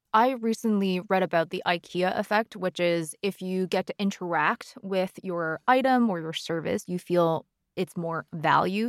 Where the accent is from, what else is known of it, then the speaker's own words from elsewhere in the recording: Canada; I'm Canadian